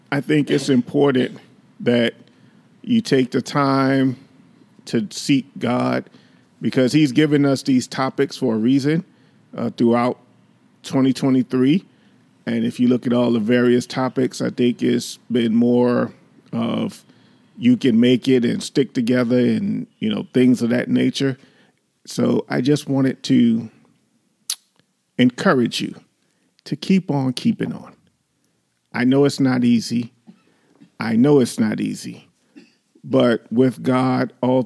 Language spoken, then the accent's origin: English; New York, United States; we grew up in New York